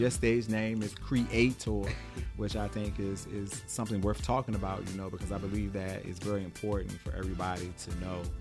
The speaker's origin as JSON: {"language": "English", "town": "Baltimore", "region": "Maryland", "country": "United States", "said": "I am from Baltimore."}